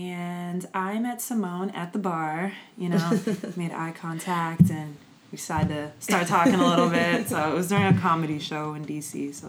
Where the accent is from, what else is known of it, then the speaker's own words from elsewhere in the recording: Virginia, United States; also born or lived in California; Well, I'm kind of from all over, I guess. Like, I hate to be like that person, but there's not one place that I mean, I would say, like, Virginia is where I spent most of my life.